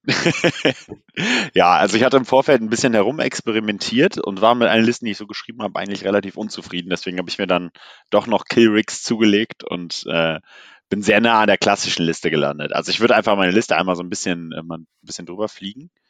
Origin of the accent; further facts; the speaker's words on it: Cologne, North Rhine-Westphalia, Germany; ich komme ja aus Köln